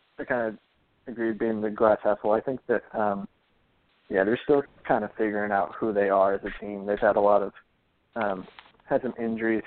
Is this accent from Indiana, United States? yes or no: yes; Indiana, United States; I am a Hoosier who's a Hoosier fan, lifelong IU fan